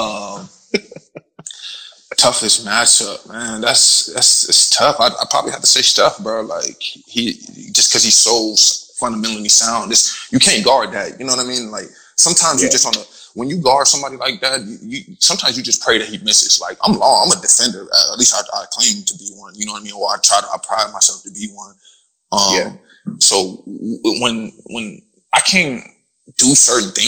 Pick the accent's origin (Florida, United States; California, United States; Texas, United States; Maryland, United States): Florida, United States; moved away as an adult; also born or lived in Cork, Ireland; I'm from Florida, bro, so I'm used to just heat, plain heat